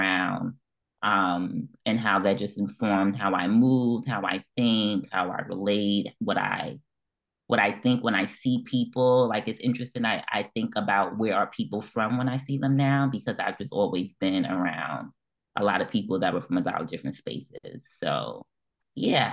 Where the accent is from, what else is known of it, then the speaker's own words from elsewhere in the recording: New York City, New York, United States; moved away as an adult; also born or lived in Philadelphia; now in Charlotte, United States; I grew up in East New York